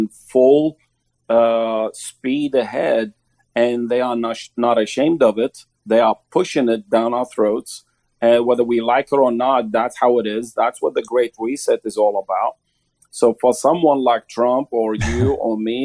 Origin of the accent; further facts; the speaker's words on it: Baghdad, Baghdad Governorate, Iraq; now in United States; When I was in Iraq, growing up in Iraq, I was taught to love Iraq because I'm an Iraqi at the time.